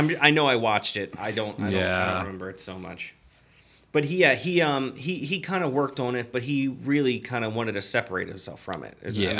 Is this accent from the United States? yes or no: yes; Baltimore, Maryland, United States; we're both from Maryland, specifically Baltimore, where the Maryland Death Fest is home to.